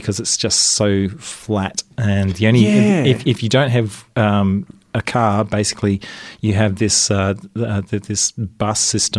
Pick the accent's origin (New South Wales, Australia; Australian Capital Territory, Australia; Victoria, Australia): Australian Capital Territory, Australia; Canberra; moved away; I grew up in Canberra.